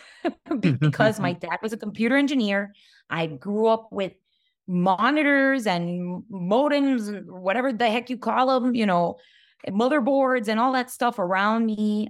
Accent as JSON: {"language": "English", "town": "Hialeah", "region": "Florida", "country": "United States", "tie": "born or raised there", "said": "growing up in Hialeah, which is a very working class neighborhood."}